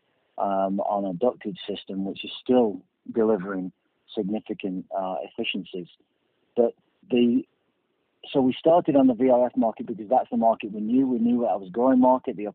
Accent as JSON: {"language": "English", "town": "Burnley", "region": "North West England", "country": "United Kingdom", "tie": "born or raised there", "said": "I'm a Burnley fan, which is my hometown."}